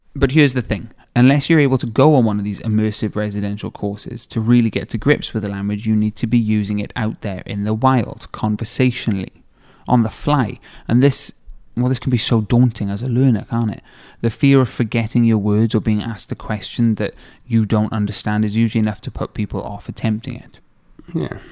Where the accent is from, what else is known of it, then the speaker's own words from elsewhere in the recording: Swansea, Wales, United Kingdom; I've been patriotically Welsh all my life without speaking the language, as have all my friends and siblings that I grew up with in Swansea